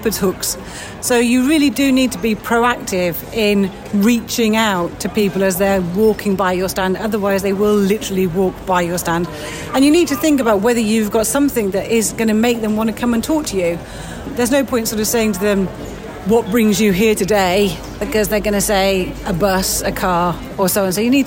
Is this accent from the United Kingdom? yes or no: yes; United Kingdom; we're very British